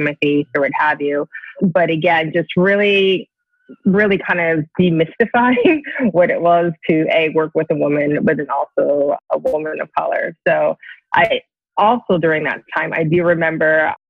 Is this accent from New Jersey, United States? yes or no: yes; New Jersey, United States; moved away as an adult; I grew up in New Jersey